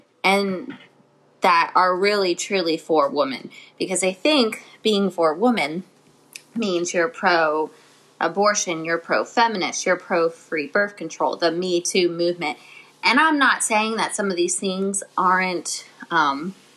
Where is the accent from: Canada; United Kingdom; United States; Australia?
United States; I'm an American. I'm proud of my country.